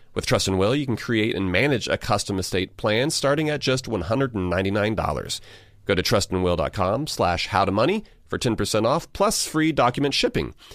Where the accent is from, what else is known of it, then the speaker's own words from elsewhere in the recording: Georgia, United States; born and raised in Georgia